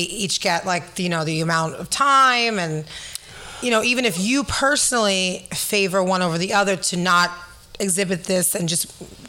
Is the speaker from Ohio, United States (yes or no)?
no; New York City, New York, United States; I'm a girl from the Bronx.